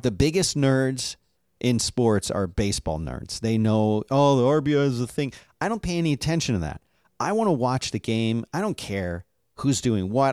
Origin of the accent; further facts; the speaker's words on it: Philadelphia, Pennsylvania, United States; I was born and raised in Philadelphia